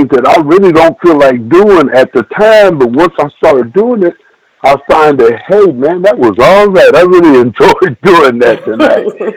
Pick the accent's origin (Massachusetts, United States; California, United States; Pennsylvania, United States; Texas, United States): Texas, United States; Abilene; I'm from Abilene, Texas